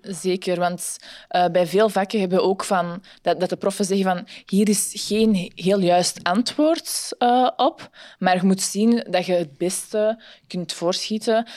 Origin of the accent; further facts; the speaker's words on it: Antwerp, Flanders, Belgium; also born or lived in Ghent; ik ben van Antwerpen, maar studeer in Gent